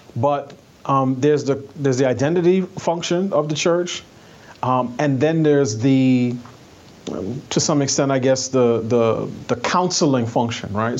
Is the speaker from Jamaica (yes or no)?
no; New York City, New York, United States; moved away; I'm from New York. I grew up in New York City